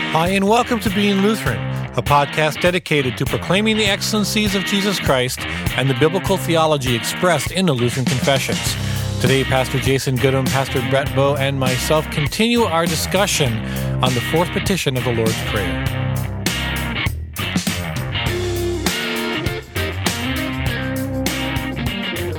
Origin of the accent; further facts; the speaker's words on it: United States; as an American